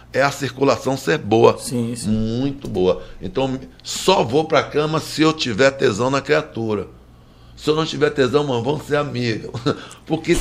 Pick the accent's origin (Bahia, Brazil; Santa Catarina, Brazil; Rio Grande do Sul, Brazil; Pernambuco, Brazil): Bahia, Brazil; Baixa de Quintas; eu vim de Baixa de Quinta